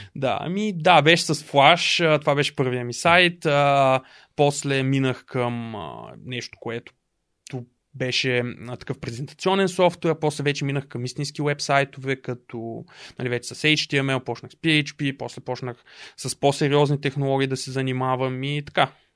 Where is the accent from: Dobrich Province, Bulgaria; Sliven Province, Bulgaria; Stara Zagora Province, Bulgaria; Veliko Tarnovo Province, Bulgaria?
Dobrich Province, Bulgaria; Dobrich; moved away as an adult; also born or lived in Varna; now in Sofia, Bulgaria; също така съм от Добрич